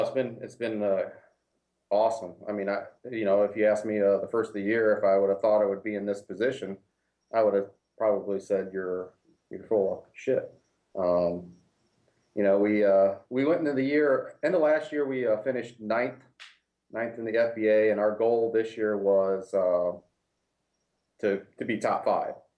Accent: Ohio, United States; now in Florida, United States; I'm originally from Ohio

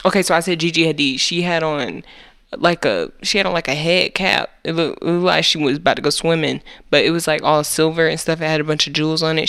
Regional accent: United States; We are American.

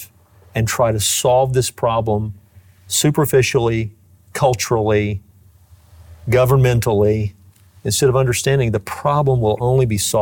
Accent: United States; as an American citizen

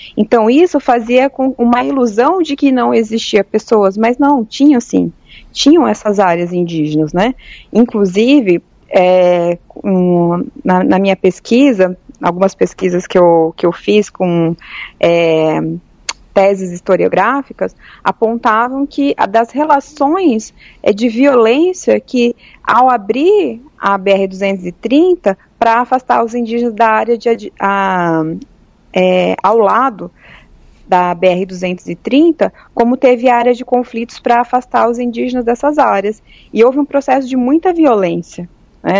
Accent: Maringá, Paraná, Brazil; moved away as an adult; now in Manaus, Brazil; eu vim né, direto do Paraná para cá, eu sou da cidade de Maringá

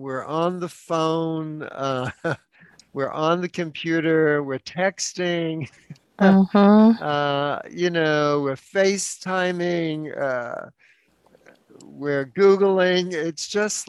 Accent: New York City, New York, United States; now in San Francisco, United States; I was born and raised in New York City

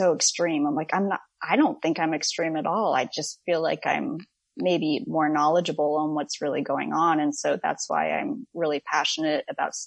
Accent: Orange County, Southern California, United States; moved away as an adult; now in Texas, United States; I grew up in Orange County in Southern California

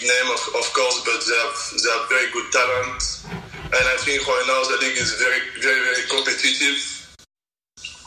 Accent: Guadeloupe; English is a second language; also born or lived in France / Spain; now in Boston, United States; I was raised in Guadeloupe, in the Caribbean.

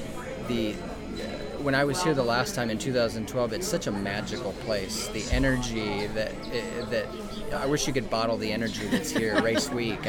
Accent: Kendallville, Indiana, United States; I am from Kendallville, Indiana, so the Midwest. Uh-huh. And did you grow up in Indiana? I did. I've lived my whole life in Indiana.

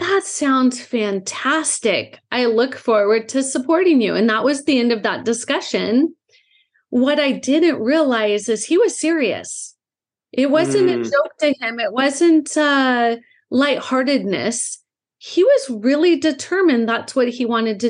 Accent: Southern California, United States; I grew up in Southern California. I'm actually five generations from Southern California.

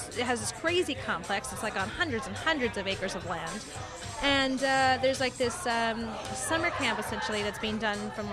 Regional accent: Texas, United States; now in New York, United States; Texas, actually, my hometown, where 13 o'clock is based

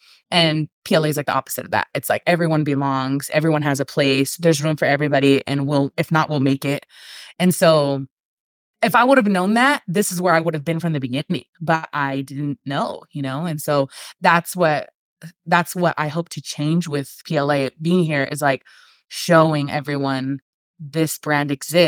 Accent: California, United States; now in Northern Nevada, United States; Like, we're from Southern California. And so if you know anything about people from Southern California, like, that's your whole personality. Like, when you grow up in a beach city like we did, that's who you are.

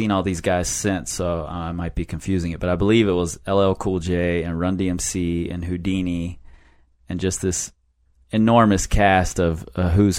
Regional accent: Cincinnati, Ohio, United States; I grew up in a neighborhood that was all white, 100% white

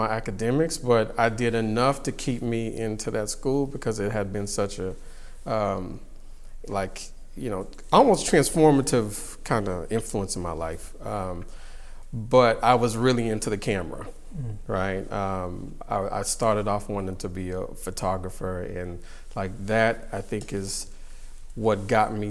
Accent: Houston, Texas, United States; I grew up in the South, and Houston, Texas, specifically

